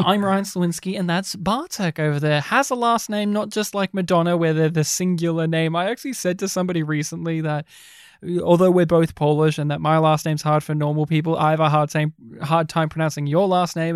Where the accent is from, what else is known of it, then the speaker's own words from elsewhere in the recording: Australia; growing up in Australia